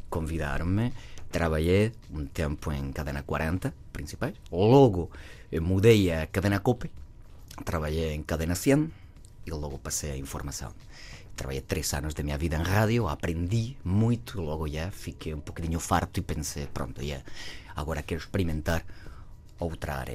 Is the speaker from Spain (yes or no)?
yes; Cádiz, Andalusia, Spain; accent: southern Spanish; Portuguese is a second language; moved away as an adult; now in Lisbon, Portugal; Eu sou do sul da Espanha, eh, eu sou de Cádiz